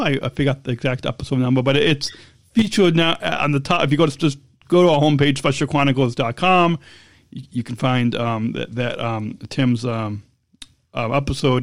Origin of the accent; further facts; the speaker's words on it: Long Beach, California, United States; I was born in Southern California, in Long Beach, California